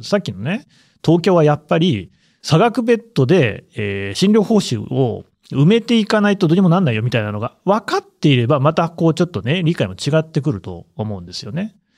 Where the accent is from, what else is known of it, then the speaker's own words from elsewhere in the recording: Aichi, Japan; moved away as an adult; now in Tokyo, Japan; 私の故郷ってこともあって、愛知の引き合いに出しましたけれども